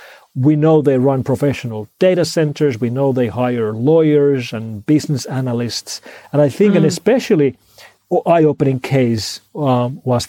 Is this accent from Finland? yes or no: yes; Finland; first language Finnish; English is a second language; now in Helsinki, Finland; my native language of Finnish